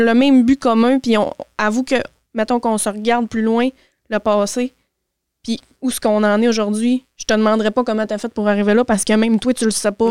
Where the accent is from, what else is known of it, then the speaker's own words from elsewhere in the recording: Saint-Fé, Quebec, Canada; J'ai grandi tout mon secondaire, mon primaire à Saint-Fé